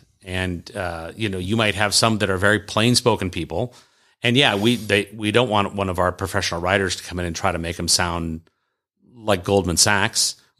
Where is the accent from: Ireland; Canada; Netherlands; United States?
United States; the South; accent: Southern; My Southern accent. People seem to like my Southern accent.